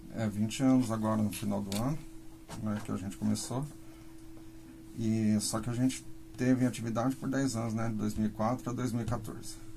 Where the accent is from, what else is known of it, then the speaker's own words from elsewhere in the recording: Londrina, Paraná, Brazil; sou de Londrina, tô aqui